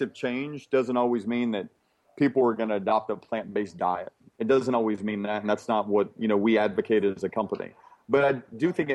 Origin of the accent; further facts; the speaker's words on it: Birmingham, Alabama, United States; I was raised in Birmingham, Alabama